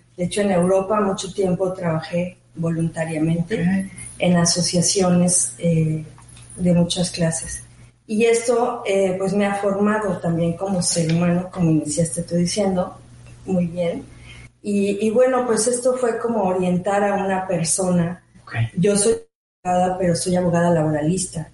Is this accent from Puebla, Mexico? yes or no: no; Mexico City, Mexico; moved away as an adult; also born or lived in Switzerland; now in Mérida, Mexico; yo soy mexicana. Correcto. Originalmente de la Ciudad de México